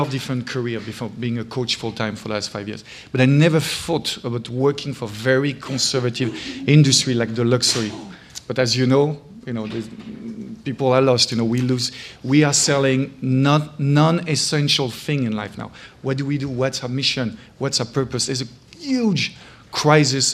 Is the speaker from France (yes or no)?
yes; France; English is a second language; moved away as an adult; now in United States; as a Frenchman, you can't hide my accent despite 15 years in US